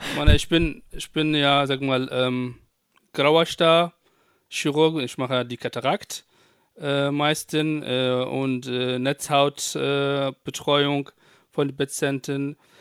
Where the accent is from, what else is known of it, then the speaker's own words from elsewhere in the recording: Iraq; German is a second language; moved away as an adult; also born or lived in Baghdad; now in Germany; ich komme auch, ähm, ursprünglich aus Irak. Äh, 2012